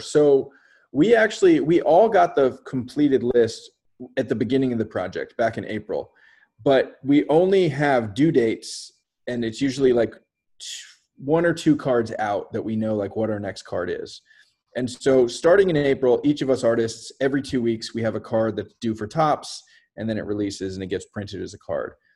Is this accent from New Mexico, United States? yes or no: no; Bay Area, just north of San Francisco, California, United States; I grew up in the Bay Area, just north of San Francisco.